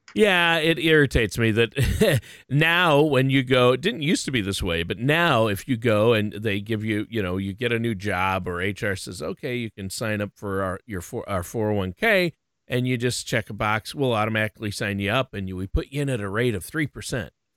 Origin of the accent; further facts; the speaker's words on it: Minnesota, United States; I'm from Minnesota, which they call the state of hockey.